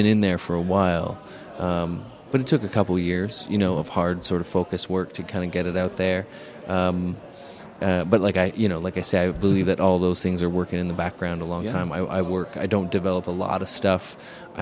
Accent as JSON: {"language": "English", "country": "Canada", "said": "Canadians in general, we have a lot of different approaches to identity"}